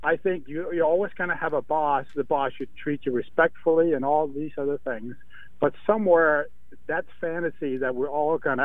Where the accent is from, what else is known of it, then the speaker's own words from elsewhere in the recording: Denmark; now in United States; I grew up in Denmark